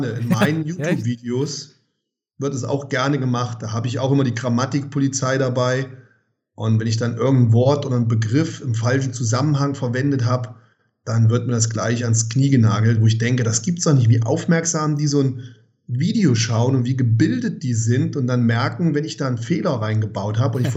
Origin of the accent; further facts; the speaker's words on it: Germany